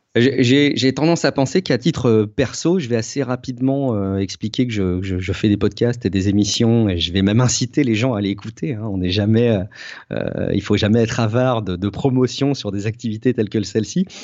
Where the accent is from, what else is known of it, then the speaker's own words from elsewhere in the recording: Charente, around Angoulême, Nouvelle-Aquitaine, France; j'ai, j'ai grandi, euh, en Charente, dans un petit, un petit coin un peu paumé autour d'Angoulême